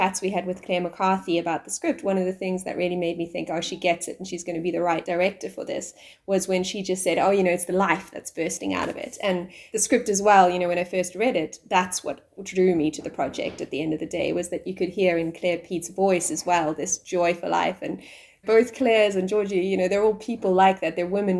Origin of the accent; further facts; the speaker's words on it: South Africa; I'm South African